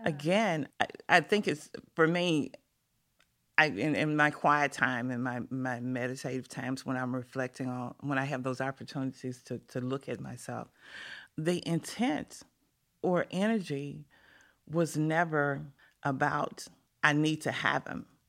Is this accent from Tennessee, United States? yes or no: yes; Memphis, Tennessee, United States; I grew up on a street called Exchange Street, right off of Poplar